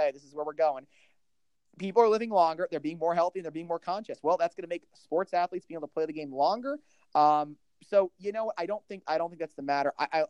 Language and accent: English; Pennsylvania, United States; I hate to go against the Phillies. I hate to go against my home state.